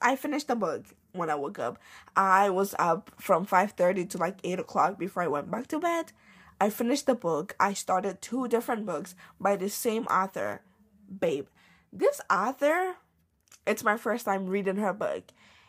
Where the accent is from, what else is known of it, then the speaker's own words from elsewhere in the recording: Côte d’Ivoire; Like, I identify as an Ivorian. Like, I'm from Ivory Coast. I'm Ivorian now.